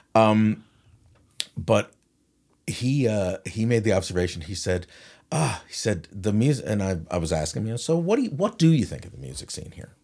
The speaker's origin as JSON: {"language": "English", "town": "St. John's", "region": "Newfoundland and Labrador", "country": "Canada", "said": "I'm, I'm, I'm from town."}